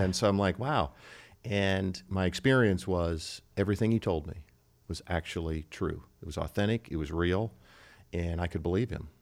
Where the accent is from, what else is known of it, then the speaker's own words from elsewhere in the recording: Cedar Falls, Iowa, United States; now in Nebraska, United States; I grew up in Cedar Falls, Iowa